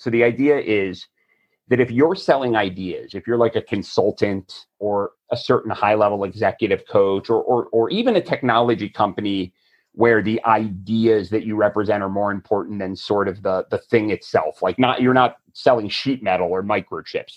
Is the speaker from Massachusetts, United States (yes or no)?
no; Florida, United States; I'm from Florida